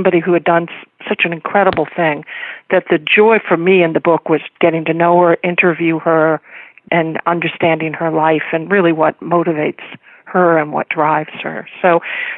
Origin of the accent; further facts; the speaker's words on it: Fort Wayne, Indiana, United States; I grew up in rural Indiana, northern Indiana.